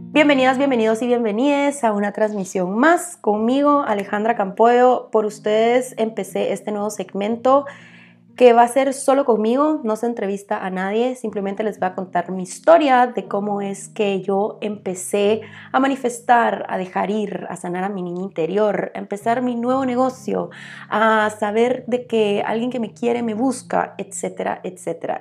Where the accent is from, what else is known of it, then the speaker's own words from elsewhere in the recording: Guatemala; Pues yo crecí en Guatemala